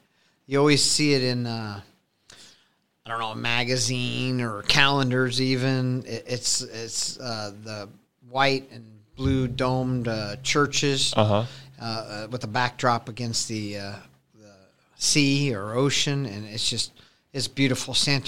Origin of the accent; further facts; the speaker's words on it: Council Bluffs, Iowa, United States; now in Omaha, United States; So I grew up in Council Bluffs. And then as I got to be about 18, 19 years old, I came over to the Omaha store.